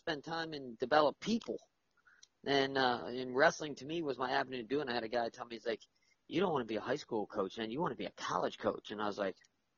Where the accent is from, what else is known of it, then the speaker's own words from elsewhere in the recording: South Florida, United States; I grew up where in South Florida